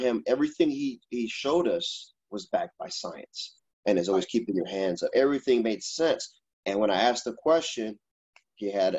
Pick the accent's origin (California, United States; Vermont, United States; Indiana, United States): Indiana, United States; Gary; moved away; I was born in Gary, Indiana, same hospital as … and …